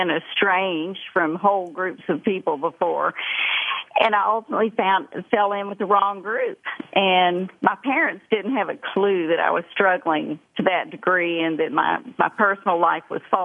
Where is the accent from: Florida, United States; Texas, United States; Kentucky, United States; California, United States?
Texas, United States; Dallas; accent: thick Texas accent; also born or lived in Columbia, South Carolina; we moved to Dallas from Columbia, South Carolina, when my father had an opportunity to do a lot more sales training and speaking. And I didn't fit in. I was from a slower place and wore strange clothes, and I had a really thick South Carolina accent. And I know you're laughing right now, because I've got a really thick Texas accent